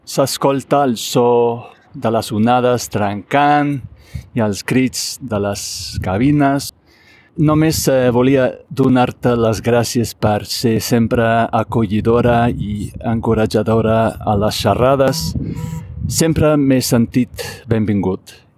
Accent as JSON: {"language": "Catalan", "country": "United States", "second_language": "Catalan", "said": "dels Estats Units"}